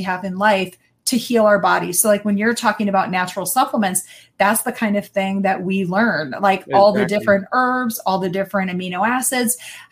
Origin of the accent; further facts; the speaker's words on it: Wisconsin, United States; I am born and raised in Wisconsin. Never left